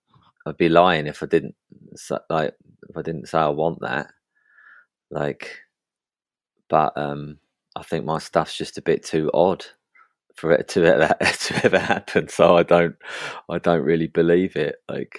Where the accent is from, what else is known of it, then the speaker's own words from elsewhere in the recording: East of England, United Kingdom; In Essex.